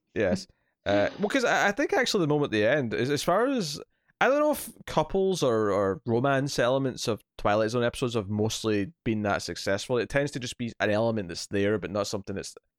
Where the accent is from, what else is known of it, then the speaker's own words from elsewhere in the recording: Scotland, United Kingdom; I'm a Scotsman